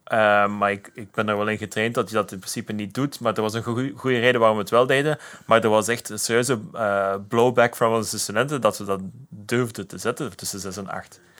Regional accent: Flanders, Belgium; daar vertelde ik over hoe ik als Vlaming daar oorspronkelijk anders in stond over wat ik deel over mijn persoonlijke leven.

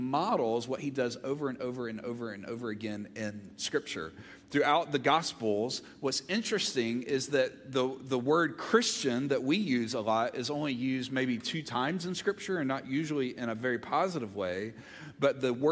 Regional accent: Olive Branch, Mississippi, United States; also born or lived in Montgomery, Alabama; now in Georgia, United States; I grew up in Olive Branch, Mississippi. My brother and I were both born in Montgomery, Alabama, and then when I was in fifth grade, we moved to Olive Branch

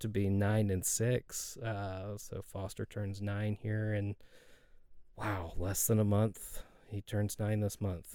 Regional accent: Dallas, Texas, United States; also born or lived in Rockwall, Texas; I grew up here in the Dallas area

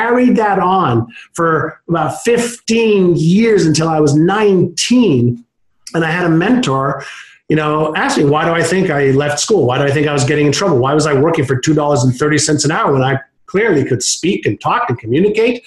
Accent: Montreal, Quebec, Canada; first language Hebrew; English is a second language; also born or lived in Israel; when I moved at 5 years old from Israel to Montreal, I spoke Hebrew

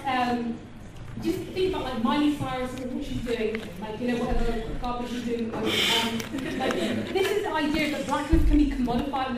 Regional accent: London, United Kingdom; I'm from South London, I grew up, like, poor, I grew up a refugee.

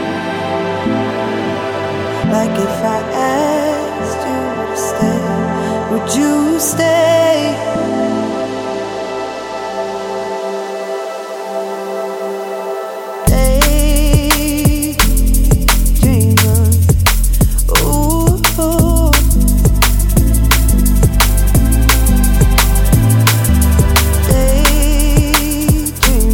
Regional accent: Prague, Czechia; we are from Prague

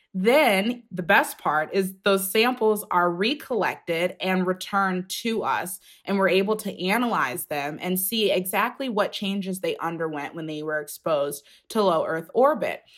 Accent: outside of the Cleveland area, Ohio, United States; I grew up outside of the Cleveland area.

